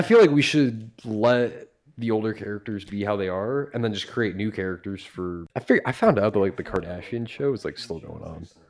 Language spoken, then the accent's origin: English; Brunswick, United States; also born or lived in Florida; They moved to Brunswick for many, many years.